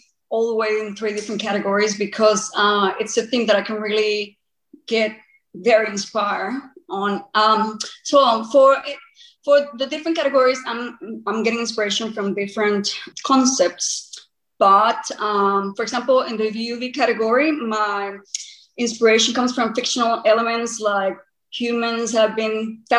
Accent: Costa Rica; moved away as an adult; also born or lived in Queensland, Australia; now in Australia; I'm originally from Costa Rica, but now I'm primarily based in Australia.

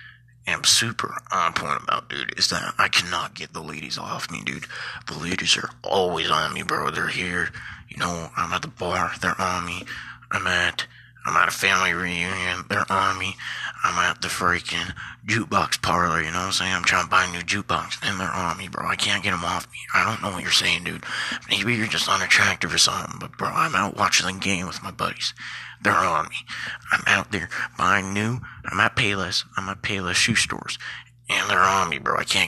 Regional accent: Custer, South Dakota, United States; I'm actually from Custer, South Dakota.

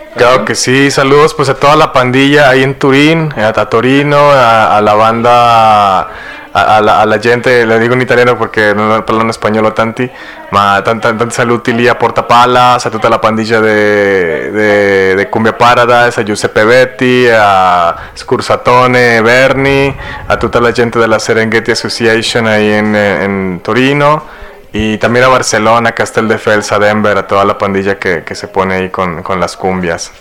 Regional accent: Saltillo, Coahuila, Mexico; moved away as an adult; also born or lived in Spain / London; yo soy aquí oriundo de Saltillo, Coahuila, de la, colonia Bellavista. Eh, pues aquí viví 20 años de mi vida, mi juventud

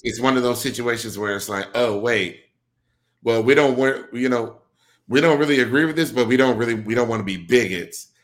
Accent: Milwaukee, Wisconsin, United States; moved away; I'm born and raised in Milwaukee, Wisconsin

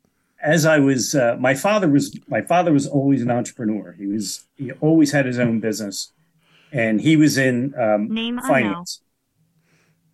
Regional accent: Delaware County, Pennsylvania, United States; also born or lived in Chester County, Pennsylvania; I was born and raised in Delaware County, Delco, as we call it. And I currently live in Chester County

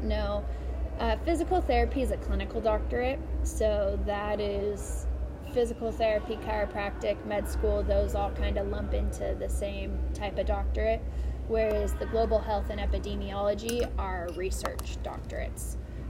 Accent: Lake Tahoe area, United States; No, right outside of Tahoe area.

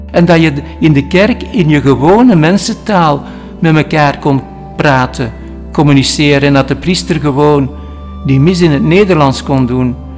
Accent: Halle, Flanders, Belgium; ik ben in Alle geboren

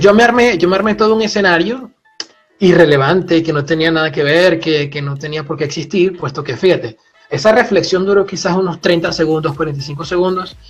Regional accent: Puerto La Cruz, Anzoátegui, Venezuela; moved away as an adult; also born or lived in Grenoble, France; now in France; yo provengo del este de Venezuela, de una ciudad que se llama Puerto de la Cruz, una ciudad costera

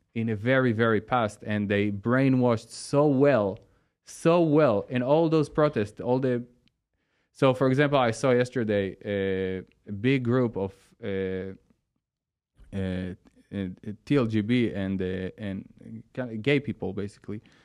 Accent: Sea of Galilee area, Northern District, Israel; English is a second language; moved away; I born in the area near the Sea of Galilee. It's in the north side of Israel

